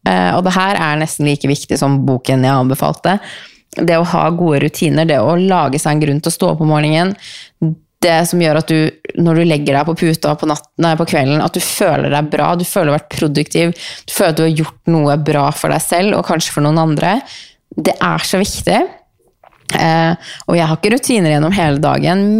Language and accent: Norwegian; Norway; born there; Eh, vi er så heldige at vi er født i Norge. Vi er så heldige å bo i Norge.